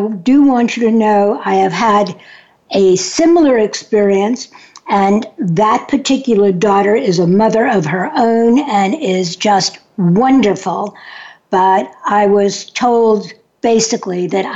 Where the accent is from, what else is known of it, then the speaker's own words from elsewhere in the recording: New York City, New York, United States; I'm from New York City